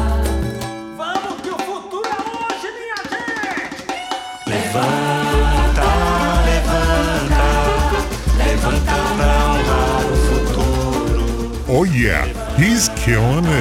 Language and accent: English; United States; I'm American too